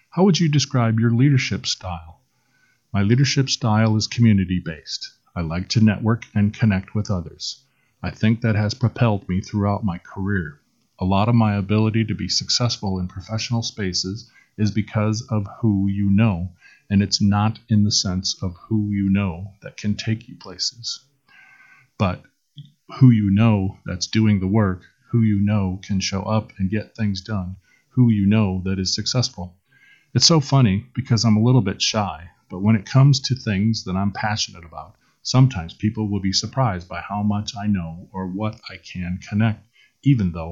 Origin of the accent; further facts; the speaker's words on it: Rockford, Illinois, United States; also born or lived in Waterloo; now in Des Moines, United States; I'm not from here. I'm from Rockford, Illinois originally. Then I was in Waterloo for most of my adulthood and then moved to Des Moines about eight years ago